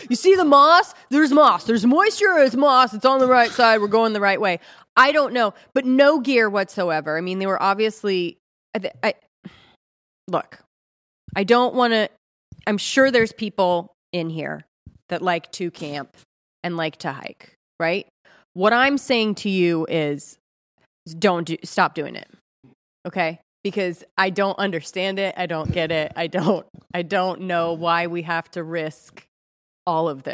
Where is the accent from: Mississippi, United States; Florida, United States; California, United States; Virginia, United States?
California, United States; Ojai; I'm from Ojai, California